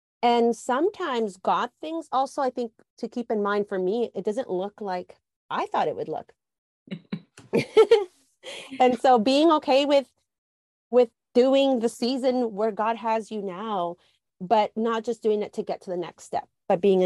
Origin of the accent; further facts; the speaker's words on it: Guatemala; Culturally, I'm Latina. I was born in Guatemala.